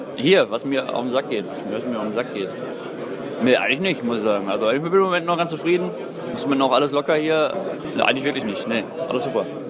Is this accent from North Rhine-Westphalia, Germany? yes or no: yes; North Rhine-Westphalia, Germany; moved away; NRW ist halt meine Heimat.